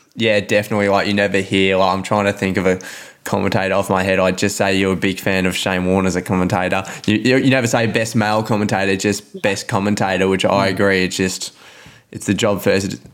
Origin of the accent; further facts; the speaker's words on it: Melbourne, Victoria, Australia; also born or lived in Mornington Peninsula; I live in the peninsula now, but I grew up in Carlton